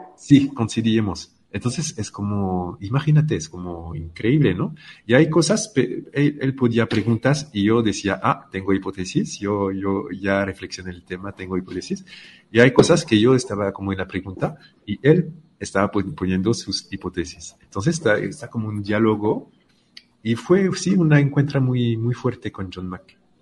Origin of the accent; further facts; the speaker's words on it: France; soy francés